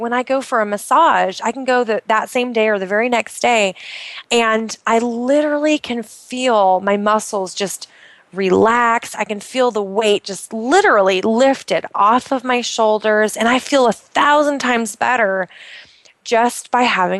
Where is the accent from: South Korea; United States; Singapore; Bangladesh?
United States; Pacific Northwest; born or raised there; moved away